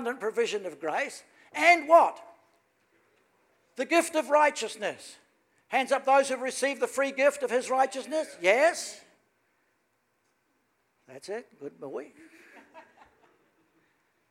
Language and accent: English; New Zealand; I'm from New Zealand